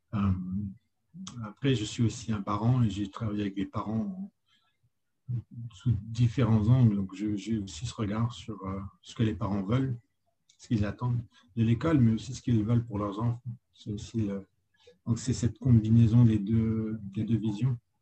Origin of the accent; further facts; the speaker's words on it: France; moved away as an adult; also born or lived in Lille; now in New York, United States; je suis un Français de l'étranger